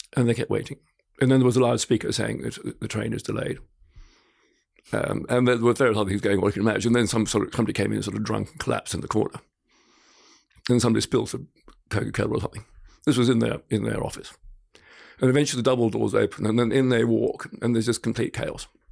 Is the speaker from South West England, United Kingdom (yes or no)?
no; Scotland, United Kingdom; now in Australia; being half Scot, half French, I grew up in Scotland.